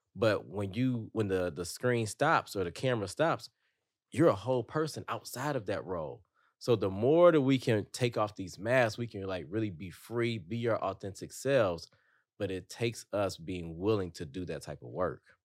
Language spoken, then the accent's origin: English; Detroit, Michigan, United States; growing up in Detroit, like, if you showed too many emotions, you're a target